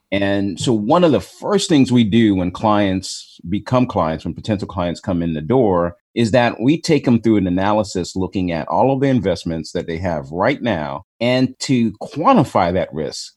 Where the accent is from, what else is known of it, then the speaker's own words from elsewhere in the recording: Chicago, Illinois, United States; I was born in Chicago